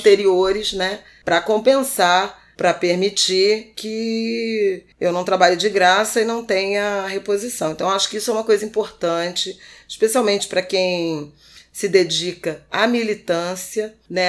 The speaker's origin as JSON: {"language": "Portuguese", "region": "Rio de Janeiro", "country": "Brazil", "tie": "born or raised there", "said": "Irajá também, o bairro onde eu cresci"}